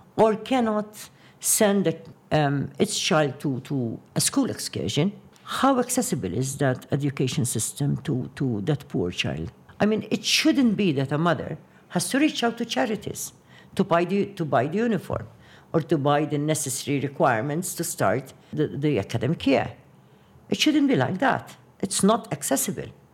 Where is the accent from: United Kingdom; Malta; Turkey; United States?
Malta; Qormi; my hometown, Ormi